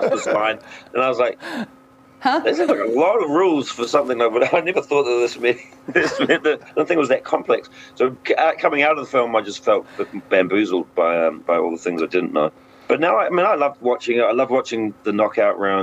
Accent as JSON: {"language": "English", "country": "New Zealand", "moved": "as an adult", "said": "I'm from New Zealand, which is very close to Samoa and Hawaii and all those places"}